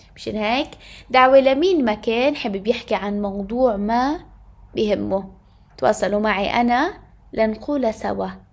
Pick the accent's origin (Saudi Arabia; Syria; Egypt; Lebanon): Lebanon; عندنا بلبنان